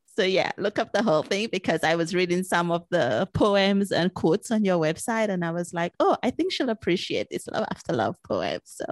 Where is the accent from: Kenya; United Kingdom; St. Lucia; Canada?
St. Lucia; I'm originally from Saint Lucia